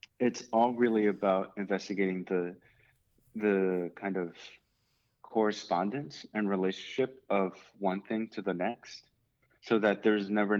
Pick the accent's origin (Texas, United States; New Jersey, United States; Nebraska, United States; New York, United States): New York, United States; New York City; growing up in the Bronx, there weren't too many fields available to play soccer